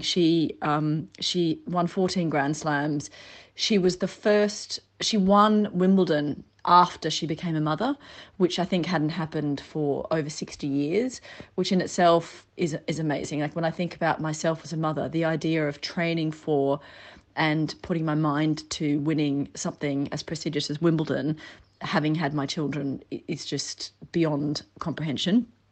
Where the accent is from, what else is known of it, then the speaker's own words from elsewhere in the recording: Australia; I am indeed Australian myself